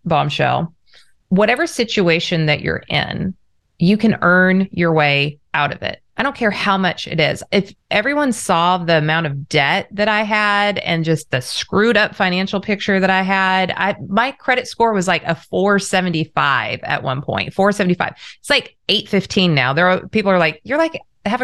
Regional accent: Orange County, Southern California, United States; I grew up in Southern California, Orange County

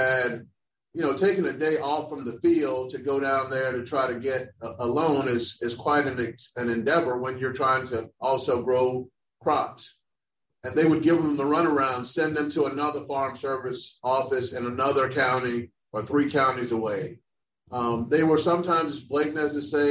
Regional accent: Orlando, Florida, United States; I grew up in Orlando, Florida

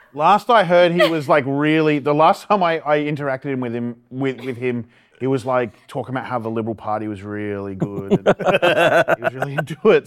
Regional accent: Ipswich, Queensland, Australia; When I got to this private school, suddenly I was from Red Bank

